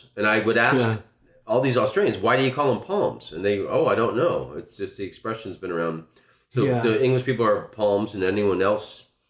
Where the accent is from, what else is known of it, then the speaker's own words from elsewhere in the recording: the South, United States; when I lived in Holland, women loved that because I'm from the South.